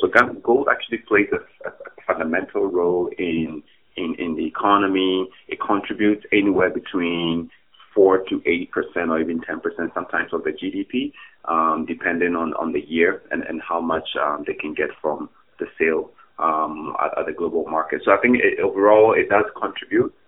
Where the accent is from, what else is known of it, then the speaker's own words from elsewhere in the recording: Ghana; moved away as an adult; now in Canada; I'm originally from Ghana